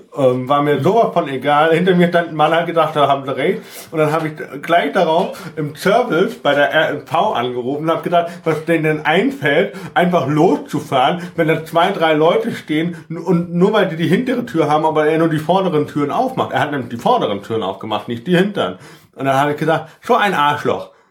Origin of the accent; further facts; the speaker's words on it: Lünebach, Rhineland-Palatinate, Germany; ich wurde äh, in meiner Heimat Lünebach ganz oft gezwungen, in die katholische Kirche zu gehen